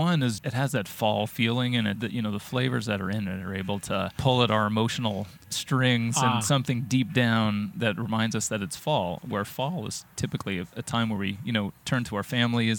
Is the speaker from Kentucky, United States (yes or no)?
no; Colorado, United States; now in Los Angeles, United States; growing up in Colorado, there's trees everywhere.